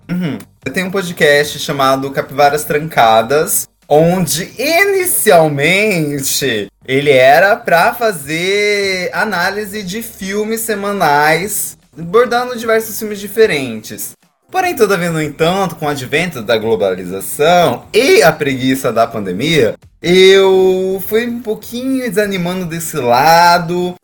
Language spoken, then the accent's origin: Portuguese; interior of Mato Grosso, Brazil; eu sou do interior do Mato Grosso